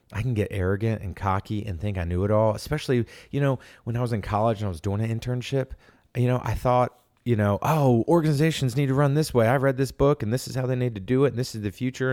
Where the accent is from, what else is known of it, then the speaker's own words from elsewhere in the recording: Norfolk, Virginia, United States; moved away as an adult; also born or lived in Atlanta, Georgia; I'm from Norfolk, Virginia